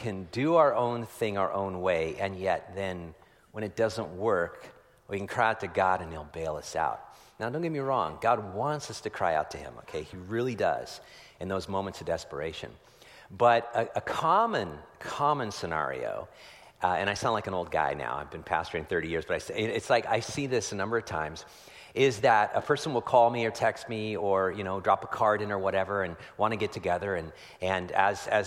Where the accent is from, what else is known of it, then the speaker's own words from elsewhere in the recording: Petaluma, California, United States; I was down yesterday in my hometown of Petaluma, California